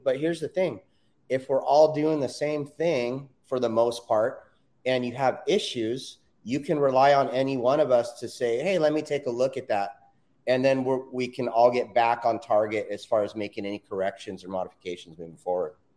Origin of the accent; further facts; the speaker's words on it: Southern California, United States; I'm born and raised in Southern California